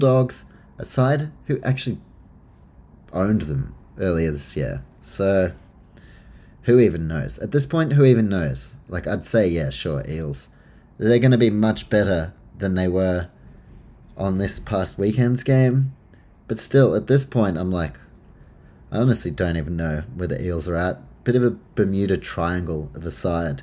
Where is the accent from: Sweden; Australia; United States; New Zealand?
New Zealand; as a Kiwi